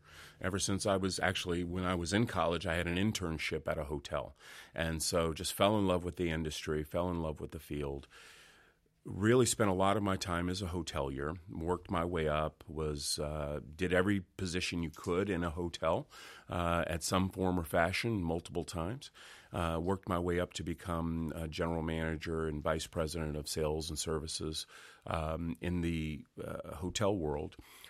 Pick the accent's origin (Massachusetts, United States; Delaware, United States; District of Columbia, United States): District of Columbia, United States; Washington; born there; now in Fayetteville, United States; I was born in Washington, D.C., but I've lived now in North Carolina four times.